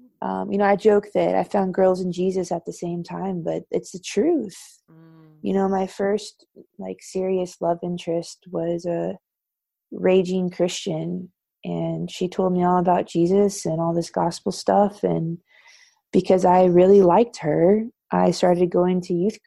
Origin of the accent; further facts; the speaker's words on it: Thousand Oaks, California, United States; I grew up in Southern California in a suburb called Thousand Oaks